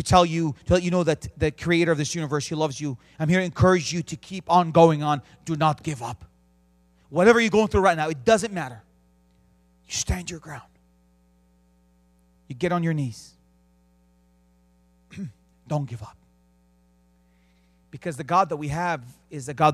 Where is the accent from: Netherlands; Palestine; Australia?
Palestine; Bethlehem, West Bank; also born or lived in Jerusalem; I was born in Jerusalem. I grew up in the city of Bethlehem.